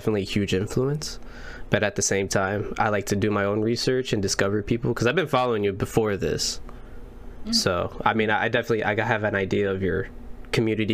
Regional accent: Indiana, United States; we literally grew up like an hour away from each other. I'm actually from Indiana

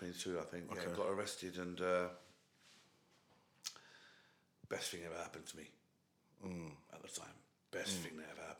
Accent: United Kingdom; So I'm born here and that, but they're like Kenyan Asians.

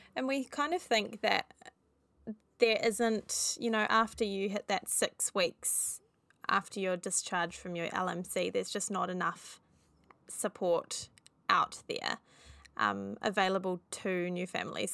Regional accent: New Zealand; we are three Kiwi mums

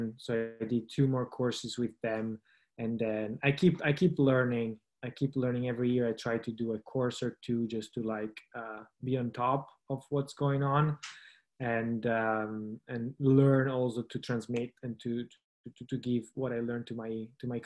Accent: Italy; also born or lived in Turin; I grew up in the Italian Alps, so lived in a small village in the Alps for 25 years

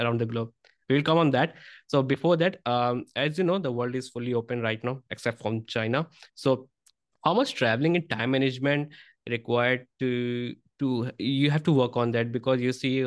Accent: India; I'm from India and we have so many different cultures from different states

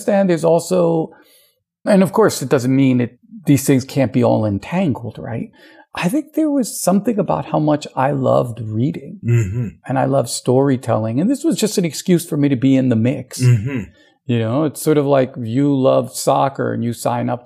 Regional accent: United States; the custom that I grew up in the United States

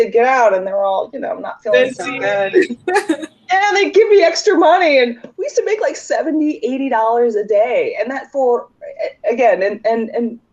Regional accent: United States; I'm an American. I'm just here for the summer.

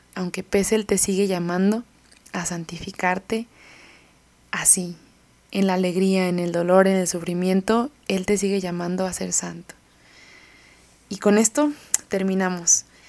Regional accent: Mexico; de aquí de, donde somos dos mexicanos

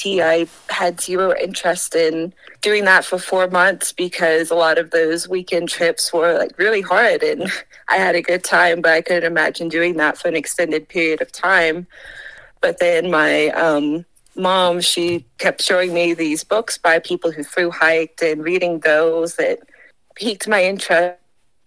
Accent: Rock Hill, South Carolina, United States; moved away as an adult; now in Colorado, United States; I'm from Rock Hill, which is just 30 minutes south of Charlotte, North Carolina

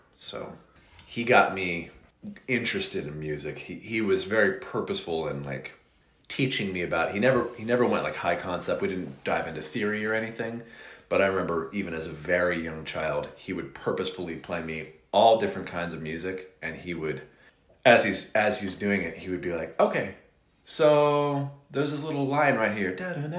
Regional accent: Reading, South East England, United Kingdom; a guy from Wales, who still lives in my hometown in Reading

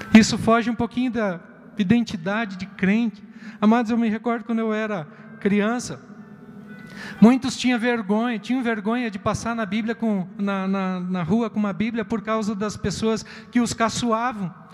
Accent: Rio Grande do Sul, Brazil; moved away; eu sou gaúcho, e lá no sul

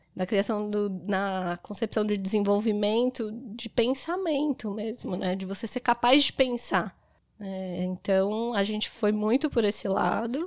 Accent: São Paulo, Brazil; moved away as an adult; now in Garopaba, Brazil; Eu sou de São Paulo, estou há seis anos aqui em Garopaba

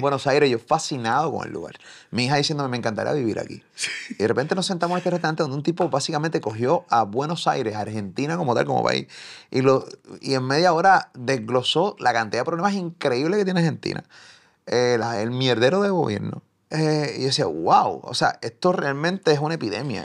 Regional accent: Puerto Rico; me reconoce o me identifica como puertorriqueño

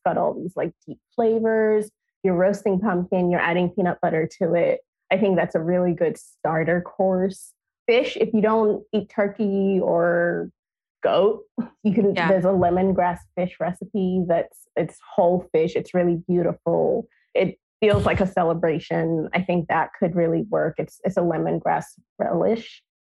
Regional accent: Nigeria; now in United States; growing up in Nigeria

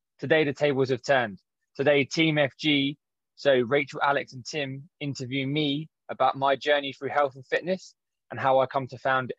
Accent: London, United Kingdom; I grew up in Southeast London.

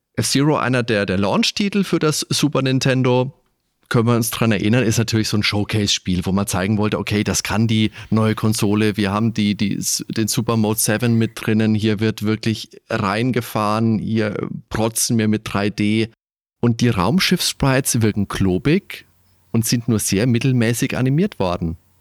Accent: Germany; bei uns in Deutschland

